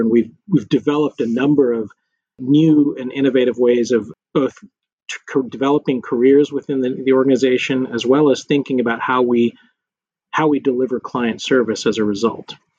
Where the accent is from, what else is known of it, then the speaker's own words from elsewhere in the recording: Lubbock, Texas, United States; moved away as an adult; also born or lived in Washington, D.C. / New York / Houston; I grew up in Lubbock, Texas, um, small West Texas town